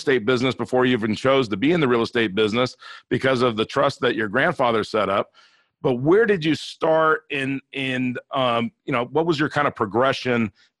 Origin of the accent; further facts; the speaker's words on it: Inglewood, California, United States; I grew up in Inglewood.